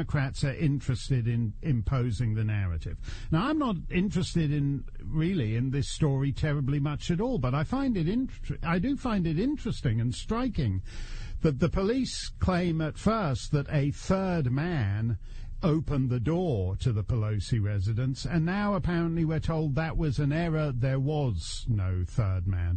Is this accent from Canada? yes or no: yes; Canada; now in United States; a Canadian... who's way overstayed in the United States